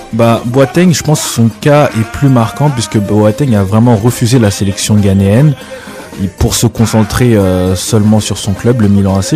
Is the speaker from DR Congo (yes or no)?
yes; DR Congo; now in Montreal, Canada; En tant que Congolais